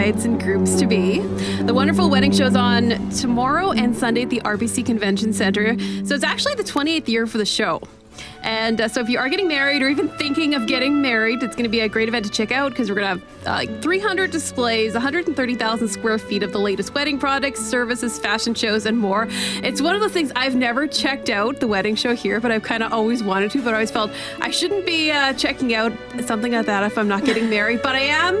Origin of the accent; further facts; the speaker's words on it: Winnipeg, Manitoba, Canada; I'm from St. James